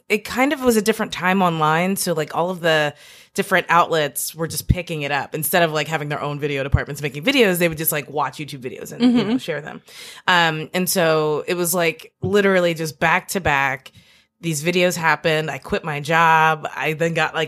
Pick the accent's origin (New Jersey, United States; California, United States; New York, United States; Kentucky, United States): Kentucky, United States; Northern; moved away as an adult; now in Brooklyn, United States; growing up in Kentucky